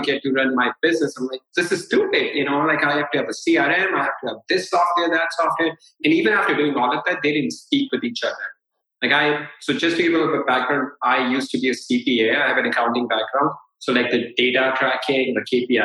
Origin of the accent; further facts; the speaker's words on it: India; I'm a brown guy. I'm from India.